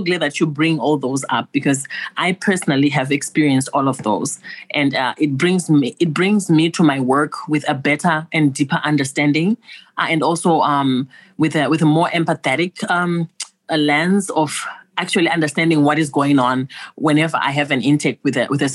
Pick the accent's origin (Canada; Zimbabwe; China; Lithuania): Zimbabwe; moved away; Originally, I'm from Zimbabwe.